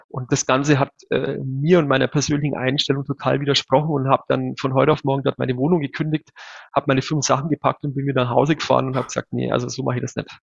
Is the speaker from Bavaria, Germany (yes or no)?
yes; 100 km north of Munich, Bavaria, Germany; now in Munich, Germany; Ich bin ja kein gebürtiger Münchner. Ich wohne zwar seit vielen Jahren hier, bin aber tatsächlich gebürtig 100 Kilometer nördlich von hier aufgewachsen